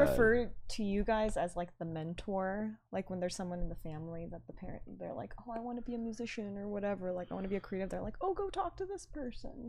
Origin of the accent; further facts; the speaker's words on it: Torrance, California, United States; also born or lived in Irvine; we came from Torrance